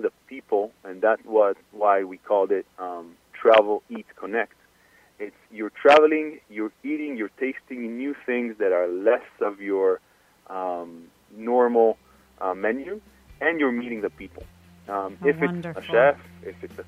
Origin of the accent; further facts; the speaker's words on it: Galilee, Israel; growing up in the Galilee of Israel